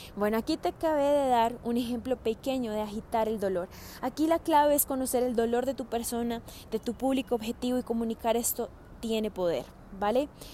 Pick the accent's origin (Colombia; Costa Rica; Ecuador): Colombia; moved away as an adult; also born or lived in Australia; cuando me vine de Australia a vivir nuevamente a Colombia